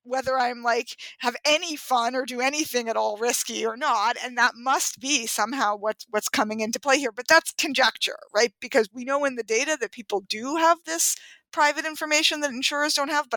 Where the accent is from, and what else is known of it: New York City, New York, United States; born or raised there